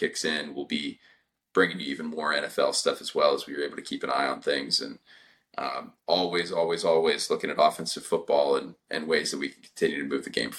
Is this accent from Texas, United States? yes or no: yes; Texas, United States; Even though we're from Texas